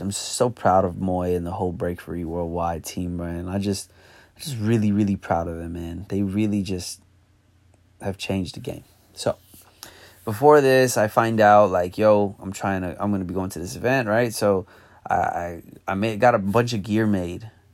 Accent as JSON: {"language": "English", "region": "New York", "country": "United States", "said": "I'm from New York"}